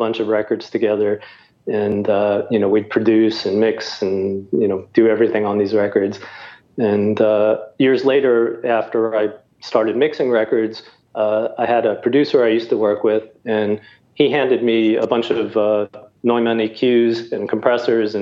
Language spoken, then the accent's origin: English; New York City, New York, United States; I grew up in New York City